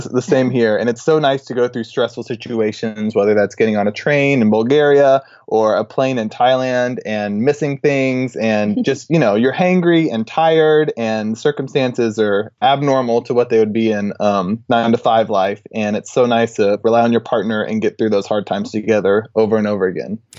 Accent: Texas, United States; I'm from Texas

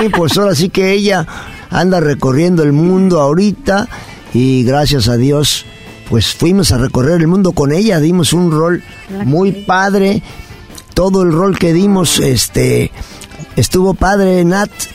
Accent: Mexico City, Mexico; also born or lived in Puebla; me fui con mi mamá a vivir con mis abuelitos a Chilangolandia

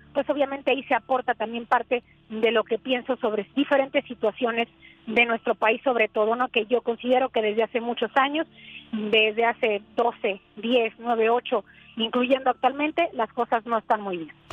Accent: Sonora, Mexico; moved away as an adult; also born or lived in United States; yo soy originaria de Sonora, trabajo para la televisora

